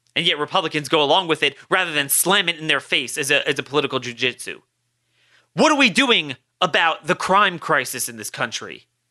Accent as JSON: {"language": "English", "town": "Baltimore", "region": "Maryland", "country": "United States", "tie": "born or raised there", "said": "my hometown of Baltimore."}